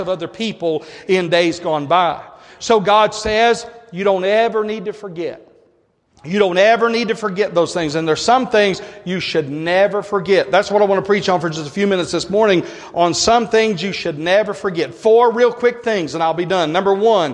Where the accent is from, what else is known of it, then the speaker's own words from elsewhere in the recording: United States; I'm an American